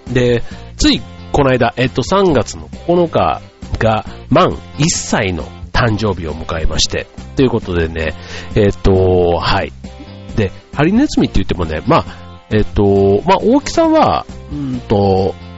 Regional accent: Kansai, Japan; 関西出身

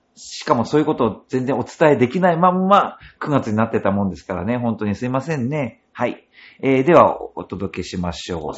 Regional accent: Noto Peninsula, Ishikawa, Japan; moved away as an adult; also born or lived in Tokyo; now in Urayasu, Japan; 出身は石川県の能登半島出身です

